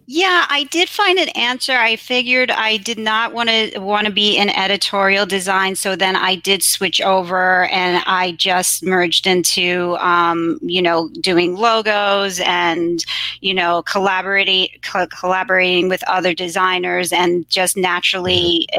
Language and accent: English; New York City, New York, United States; So I grew up in Queens, and Queens is a very diverse borough